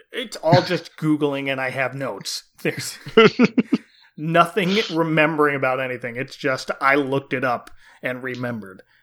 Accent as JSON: {"language": "English", "region": "New Jersey", "country": "United States", "tie": "born or raised there", "said": "growing up in New Jersey"}